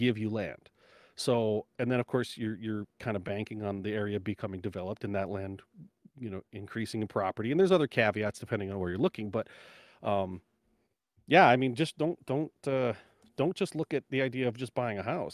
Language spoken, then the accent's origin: English; United States; as an American